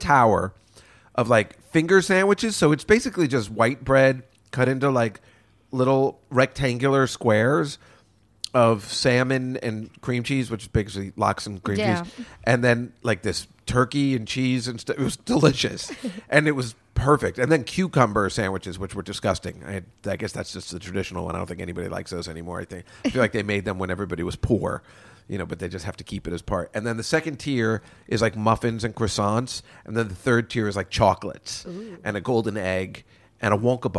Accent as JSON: {"language": "English", "region": "New York", "country": "United States", "said": "we're from New York"}